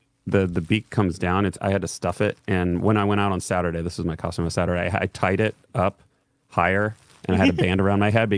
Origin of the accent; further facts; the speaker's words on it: Petaluma, California, United States; we're from Petaluma